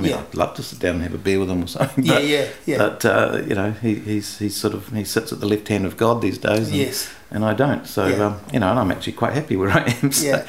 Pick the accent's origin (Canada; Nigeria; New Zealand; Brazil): New Zealand; English is a second language; And Yeah, I grew up in New Zealand. I couldn't speak a word of English the first day I went to school.